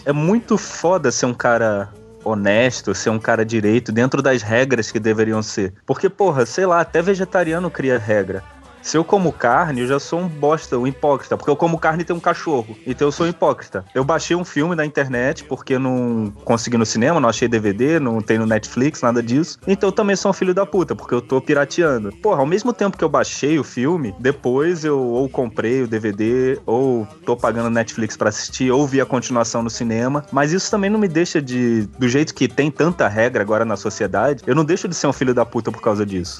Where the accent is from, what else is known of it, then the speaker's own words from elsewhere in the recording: Brazil; como bom brasileiro